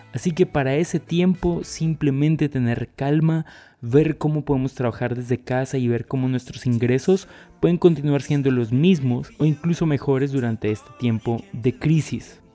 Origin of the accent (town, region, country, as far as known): Colombia